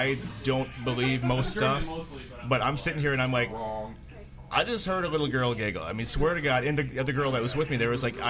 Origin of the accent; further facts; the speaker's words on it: St. Paul, Minnesota, United States; I was in a house. It's a being converted to a bed and breakfast in St. Paul, Minnesota. My hometown.